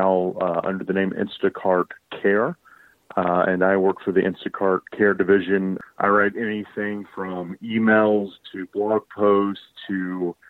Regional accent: Columbus, Georgia, United States; also born or lived in Henry County, Georgia / Carrollton, Georgia; now in Atlanta, United States; Originally, I am from Columbus, Georgia, down by Fort Benning and all that. And then in high school, I lived in Henry County, just south of Atlanta

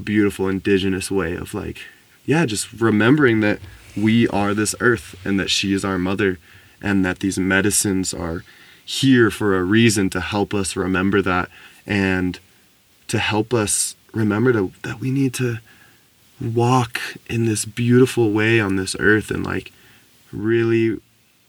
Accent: United States; growing up in America and growing up in this, like, you know, some people would call privileged or just affluent life

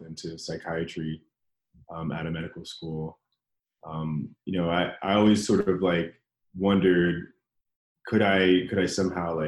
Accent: Washington, District of Columbia, United States; moved away as an adult; now in Los Angeles, United States; I grew up in Washington, D.C., in that area

